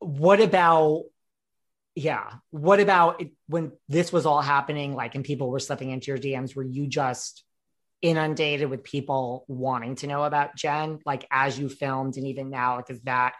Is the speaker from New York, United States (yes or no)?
yes; New York, United States; I'm from New York